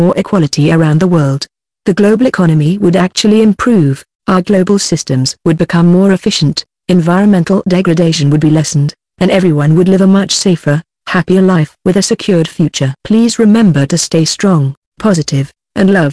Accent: United States; As an American

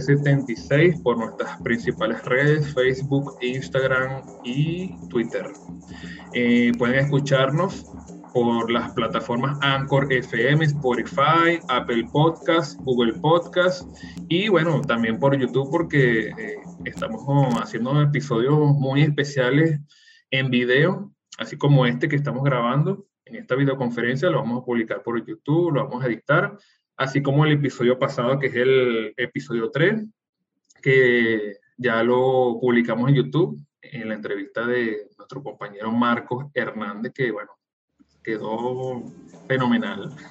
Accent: Venezuela; así como nosotros somos los venezolanos

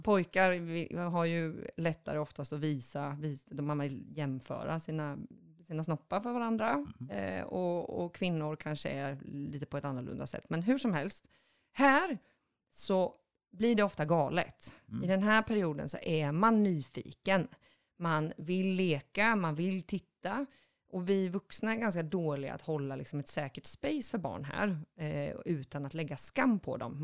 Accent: Boxholm, Östergötland, Sweden; Jag är född i en liten håla utanför Linköping, söder om Linköping, som heter Boxholm

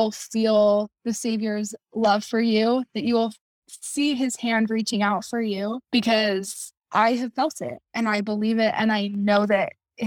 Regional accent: Kaysville, Utah, United States; I'm from Kaysville, Utah.

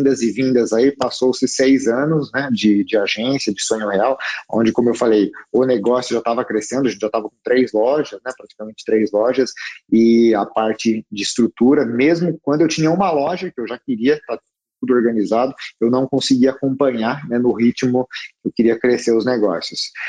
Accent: Piracicaba, São Paulo, Brazil; also born or lived in Americana; eu sou de Piracicaba, na verdade, uma cidade aqui perto de Americana, né? Piracicabano

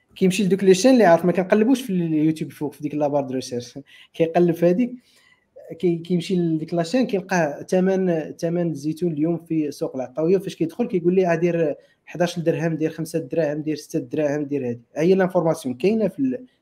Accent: Morocco

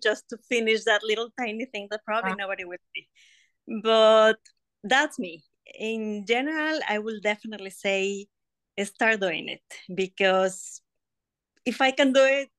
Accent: Mexico; moved away as an adult; now in United States; I was born, raised, and everything in Mexico, and I moved to the USA 16 years ago

